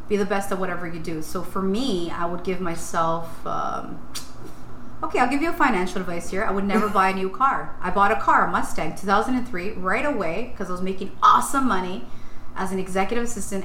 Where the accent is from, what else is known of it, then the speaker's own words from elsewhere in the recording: Ecuador; I'm just a girl that was raised on Glen Park. I'm a girl from Ecuador. I know where I'm from.